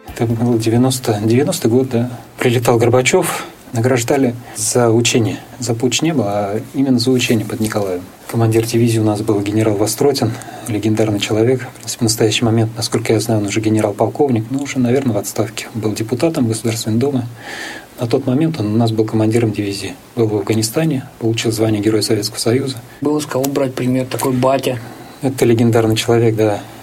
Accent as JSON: {"language": "Russian", "town": "Almetyevsk", "region": "Tatarstan", "country": "Russia", "tie": "born or raised there", "also_born_or_lived": "Kazan", "said": "Я родился в Альметьевске"}